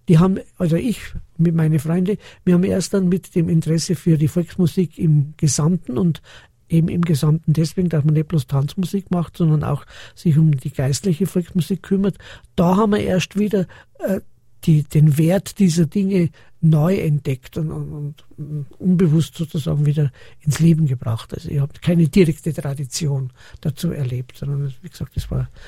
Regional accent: Munich, Bavaria, Germany; born there; also born or lived in Austria; Ich bin ein gebürtiger Münchner, aber das ist ja lange Geschichte, jetzt nur mit zwei, drei Zeilen. Mein Vater ist aus Oberösterreich, wir sind dann nach Österreich rüber und waren zehn Jahre in Österreich drüben

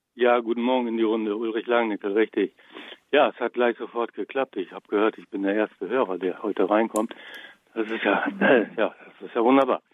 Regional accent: Bad Iburg, Lower Saxony, Germany; Jetzt wird nicht jeder Bad Iburg kennen, wo ich herkomme. Das liegt äh, südlich von Osnabrück in Niedersachsen

